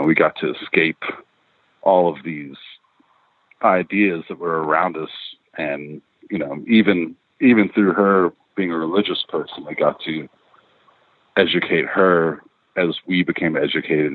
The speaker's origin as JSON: {"language": "English", "town": "Elizabethtown", "region": "Kentucky", "country": "United States", "tie": "born or raised there", "also_born_or_lived": "Lexington, Kentucky / Louisville, Kentucky"}